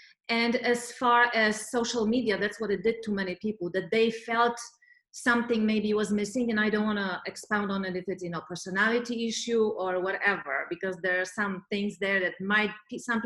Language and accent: English; Poland; now in Los Angeles, United States; I come from Poland